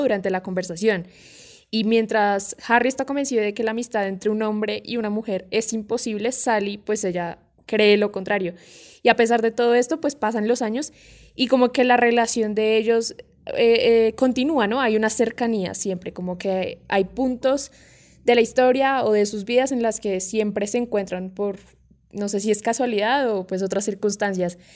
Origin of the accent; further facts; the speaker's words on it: Colombia; nosotros acá en Colombia